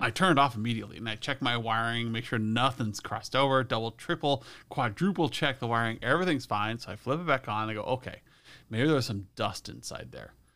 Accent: Western Nebraska, United States; I'm from Western Nebraska, where there's a lot of dust

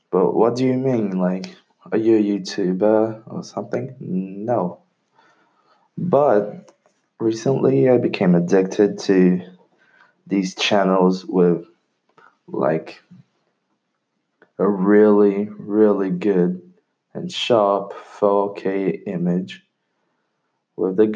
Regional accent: London, United Kingdom; English is a second language; now in Brazil; That's because I'm Brazilian. I know English because I was raised in London, and unfortunately, I lost my accent because I went back to Brazil

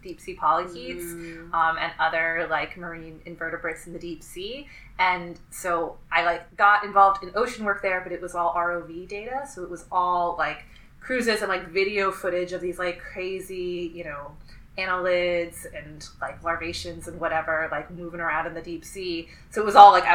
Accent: Northern Virginia, United States; moved away as an adult; also born or lived in upstate New York / Cambridge, Massachusetts; now in Woods Hole, United States; I'm originally from Northern Virginia, sort of DC suburbs

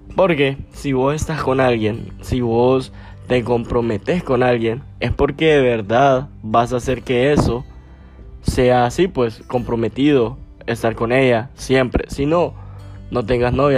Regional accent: Gracias, Lempira, Honduras; yo soy de Gracias, Gracias Lempira, allá en Occidente, allá por donde murió Lempira, de allá soy. Entonces, yo me crié allá, crecí allá y todo

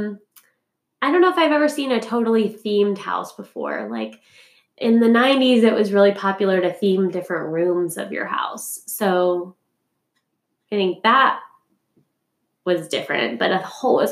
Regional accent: Arkansas, United States; moved away; also born or lived in Missouri; You still can't buy anything on Sundays in my hometown. Go Arkansas

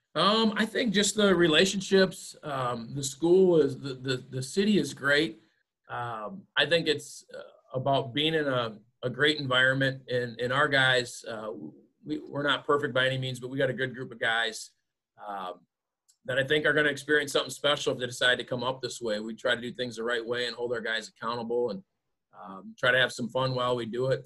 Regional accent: Bellevue, Iowa, United States; It's actually very scenic down there by the Mississippi River, and it overlooks Chestnut, which is an awesome view, and it's my hometown.

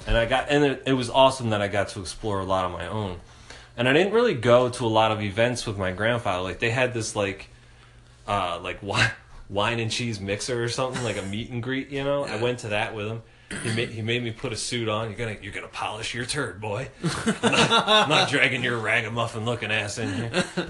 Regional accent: Philadelphia, Pennsylvania, United States; I told them I was from Philadelphia, and they asked me if I knew Will Smith. Because everybody in Philly knows each other.

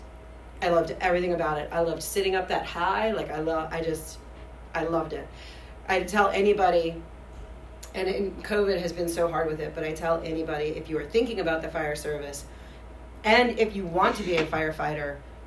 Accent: Ashland, Virginia, United States; I grew up in not a metropolis. It was actually the town of Ashland

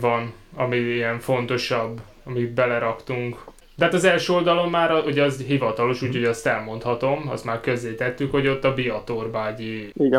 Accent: Szeged, Csongrád-Csanád, Hungary; now in Cambridge, United Kingdom; én ott Szeg-, Szegeden születtem, Ez egyébként tanyán nőttem fel, ott Szegedtől nem messze

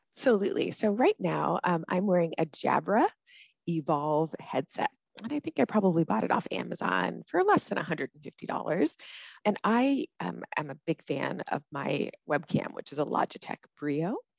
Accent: College Park, Maryland, United States; moved away as an adult; also born or lived in Minnesota / Washington D.C.; now in Hawaii, United States; I grew up in Maryland, in College Park, Maryland

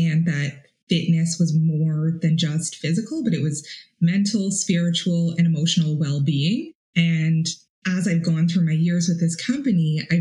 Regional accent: Toronto, Ontario, Canada; moved away as an adult; also born or lived in Ottawa; I was 18 years old and I moved to Ottawa from Toronto

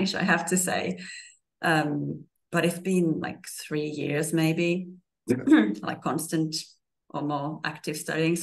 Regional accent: Finland; first language Finnish; English is a second language; moved away; also born or lived in Sicily; So Swedish is actually the second language in my hometown, or the biggest language in my hometown, because I'm come from the Swedish region in Finland.

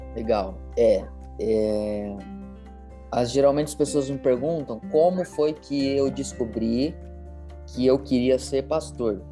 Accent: Ribeirão Preto, São Paulo, Brazil; sou natural de Ribeirão Preto, nascido, criado aqui

